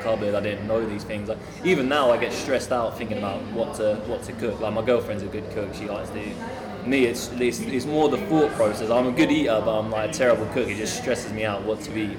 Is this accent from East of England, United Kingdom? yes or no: yes; Ipswich, East of England, United Kingdom; we grew up just outside of Ipswich in a, in a village basically, but I came from Ipswich when I was about three or four years old, moved outside